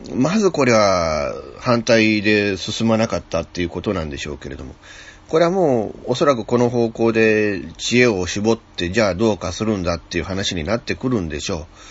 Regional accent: Okayama, Japan; 僕は岡山県民ですけれども

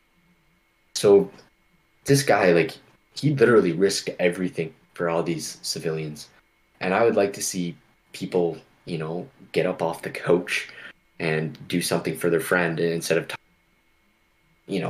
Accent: Canada; it makes me proud to be a Canadian. It makes me, want to go above and beyond as a Canadian.

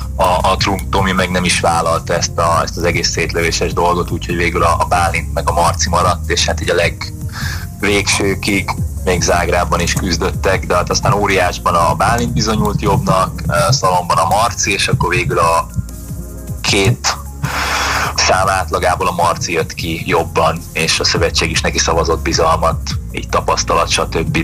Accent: Hungary

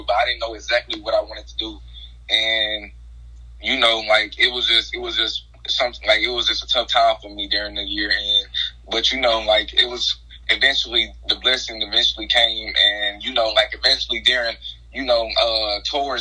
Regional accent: Hayti, Missouri, United States; I'm from Hayton, Missouri. That's in the area, you know, of southeast Missouri

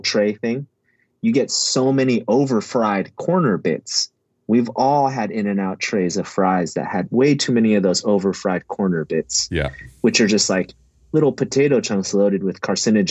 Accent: California, United States; being a Californian

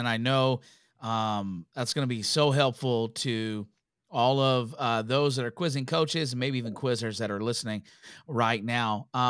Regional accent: Canada; we are both Canadian.

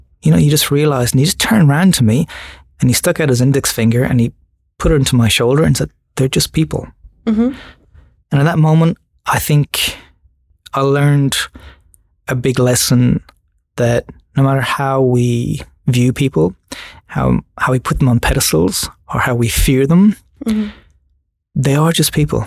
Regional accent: Ireland; moved away as an adult; also born or lived in Sydney / Kununurra; now in Australia; I'm Irish, and just growing up in Ireland and going to design school in Ireland

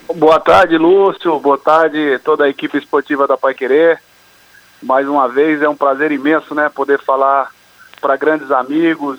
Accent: Londrina, Paraná, Brazil; moved away; lá da Vila Recreio, onde eu comecei ali, onde eu nasci e fui criado

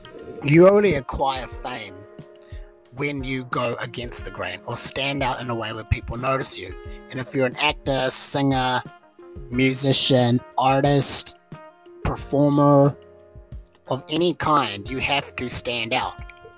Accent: New Zealand; In my home country of New Zealand, this is a problem that is routinely faced.

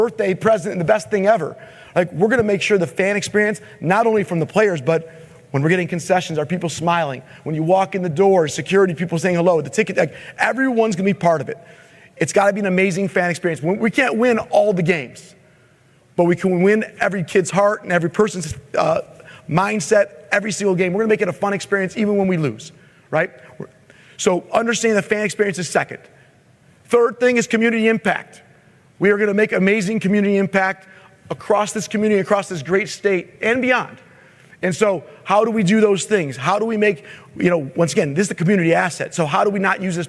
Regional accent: Michigan, United States; I'm from Michigan

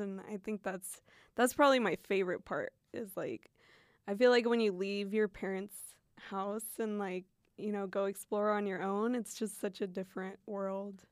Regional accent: Fairbanks, Alaska, United States; first language Spanish; English is a second language; moved away; where I grew up, it's a small town, it's in Fairbanks

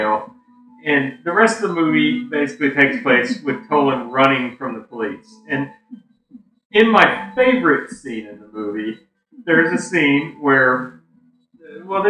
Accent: Tennessee, United States; now in Missouri, United States; we're from Tennessee

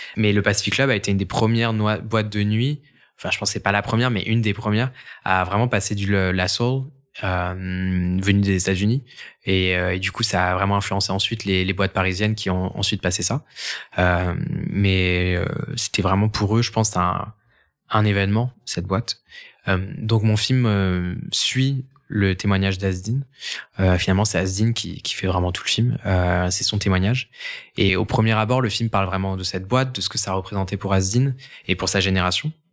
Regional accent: Angers, Pays de la Loire, France; j'ai grandi à Angers

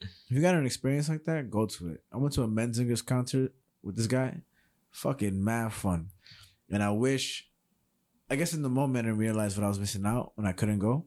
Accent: New York City, New York, United States; I'm from New York City

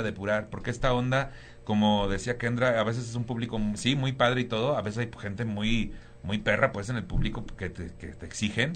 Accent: Tampico, Tamaulipas, Mexico; moved away as an adult; also born or lived in Cuernavaca / Cancún / Playa del Carmen; now in Mexico City, Mexico; yo soy de Tampico, Tamaulipas

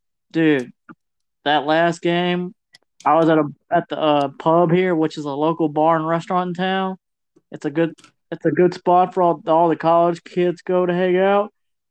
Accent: Georgia, United States

